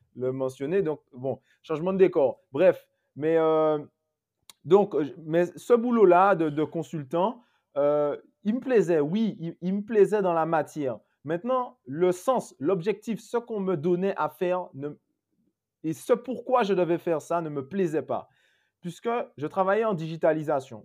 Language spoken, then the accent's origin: French; Guadeloupe; chez moi en Guadeloupe